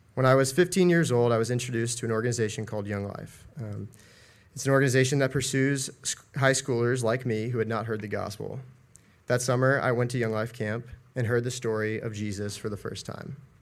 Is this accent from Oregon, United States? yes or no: no; Asheville, North Carolina, United States; I'm from Asheville, North Carolina